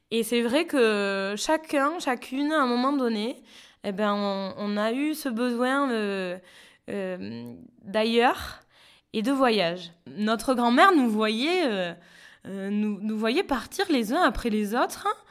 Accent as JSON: {"language": "French", "area": "Béarn, small village near Pau", "region": "Nouvelle-Aquitaine", "country": "France", "tie": "born or raised there", "also_born_or_lived": "Australia / Toulouse", "moved": "as an adult", "said": "enfance béarnaise, euh, puisque voilà, moi j'ai grandi euh, dans, dans, dans, un petit village pas loin de Pau"}